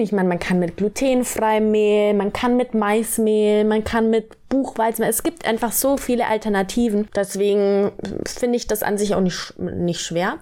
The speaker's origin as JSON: {"language": "German", "town": "Kempten", "region": "Bavaria", "country": "Germany", "tie": "born or raised there", "also_born_or_lived": "Cologne / Berlin", "moved": "as an adult", "said": "gebürtige Allgäuerin"}